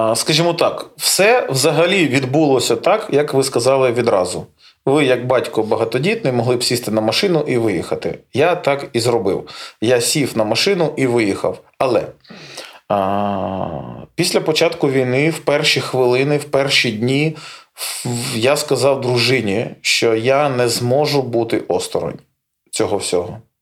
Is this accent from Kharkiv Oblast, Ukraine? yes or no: no; Melitopol, Zaporizhzhia Oblast, Ukraine; moved away; то місто, де я народився, то місце, де я зростав